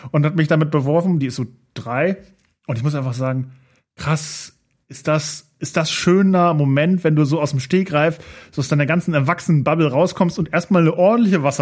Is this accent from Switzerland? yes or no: no; Austria; Nein, ich bin Österreicher.